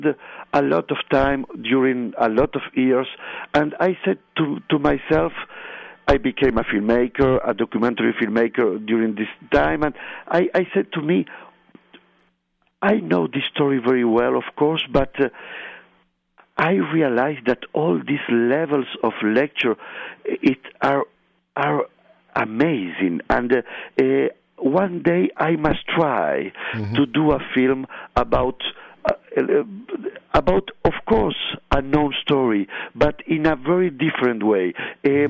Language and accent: English; Montevideo, Uruguay; English is a second language; I grew up in Montevideo, like all the guys who was on this plane